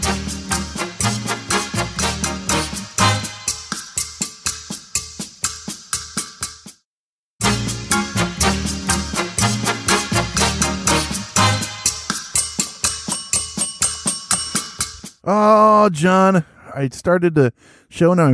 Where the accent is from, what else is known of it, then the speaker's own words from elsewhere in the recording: Springfield, Illinois, United States; We're from Springfield, Illinois.